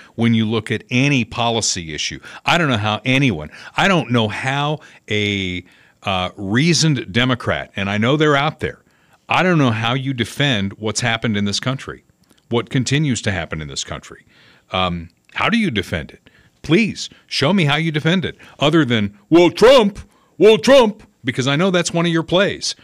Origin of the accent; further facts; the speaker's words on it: Evansville, Indiana, United States; moved away; my hometown of Evansville